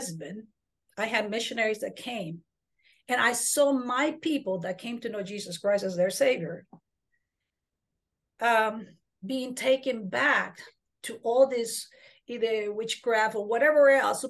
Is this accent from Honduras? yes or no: yes; Honduras; now in Texas, United States; I am a Mayan Indian from the jungles of Honduras.